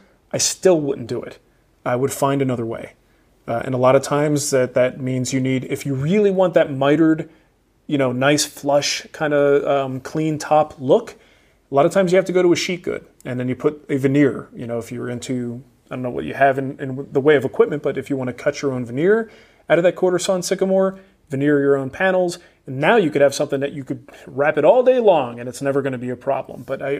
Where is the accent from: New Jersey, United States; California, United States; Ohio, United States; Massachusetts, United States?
New Jersey, United States; Trenton; I am from Trenton, New Jersey, okay?